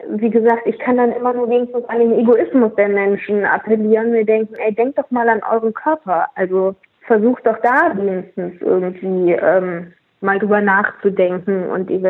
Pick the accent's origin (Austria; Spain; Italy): Austria; als Österreicherin liebe ich natürlich Pfifferlinge